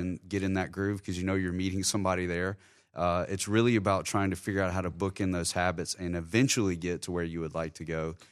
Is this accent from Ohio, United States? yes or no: no; Terry, Mississippi, United States; now in Jacksonville, United States; I spent a lot of time growing up in Terry, which was a beautiful time in my life.